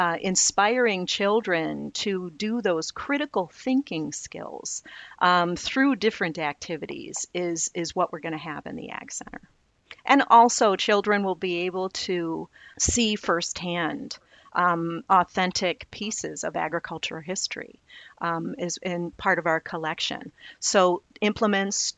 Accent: Naperville, Illinois, United States; I grew up in Wheatland South, surrounded by the Clough Farm and the Wagner Farm

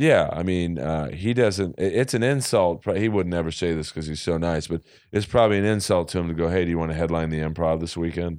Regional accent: Bel Air, United States; I grew up in Bel Air

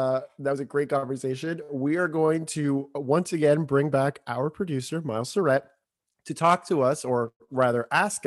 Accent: Florida, United States; So also Florida guy

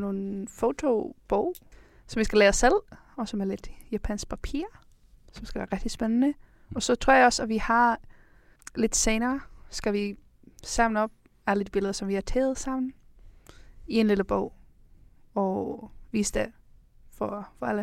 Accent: Iceland; now in Denmark; jeg kommer fra Island

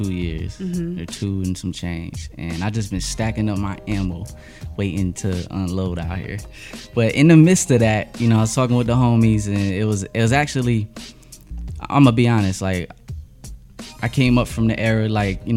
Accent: York, Pennsylvania, United States; also born or lived in Costa Mesa, California; Drove back to PA, and PA made me who I am

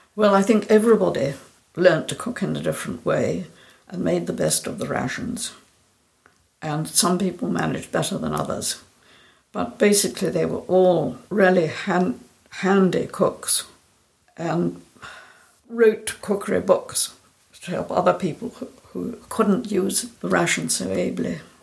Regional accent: Scotland, United Kingdom; I'm from Scotland, and I live in the village where I was born

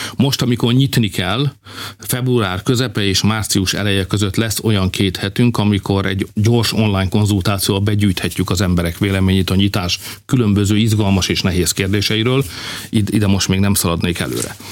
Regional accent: Hungary; magyarok vagyunk

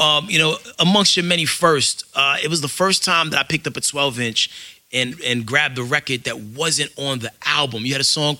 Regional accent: New York City, New York, United States; I'm from the Bronx.

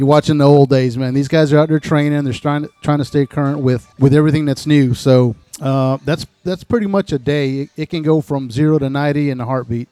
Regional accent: El Paso, Texas, United States; also born or lived in Panama City, Florida; now in South Walton, United States; originally I was born in El Paso, Texas. I moved to Panama City in 1984.

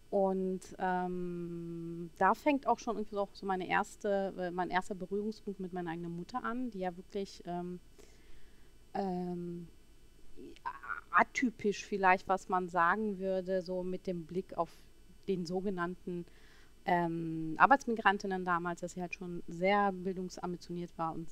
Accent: Berlin, Germany; ich bin eine gebürtige Berlinerin, ähm, in den 70ern geboren in Berlin und habe auch meine äh, Schul- und äh, akademische Laufbahn hier in Berlin ähm, vollzogen

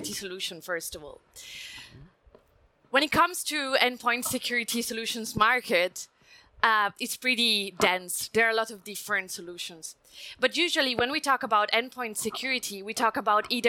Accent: Italy; accent: Italian; English is a second language; I'm Italian, come from Italy, so you may notice from my accent

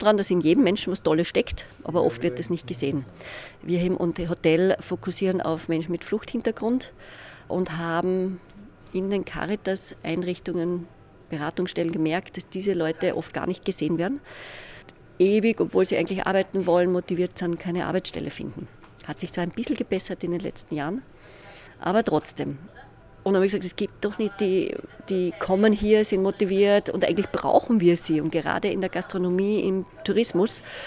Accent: Austria; wie wir in Österreich gewohnt sind

